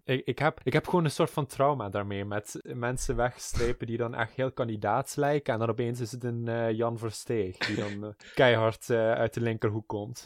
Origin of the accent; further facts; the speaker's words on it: South Limburg, Netherlands; En ik kom uit Zuid-Limburg, waar ik ook opgegroeid ben